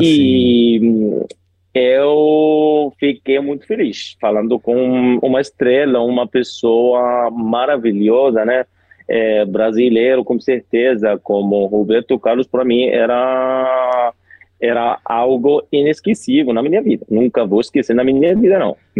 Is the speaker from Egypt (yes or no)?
yes; Egypt; first language Arabic; Portuguese is a second language; also born or lived in Rio de Janeiro, Brazil / Spain; eu sou do Egito, né? Moro no Cairo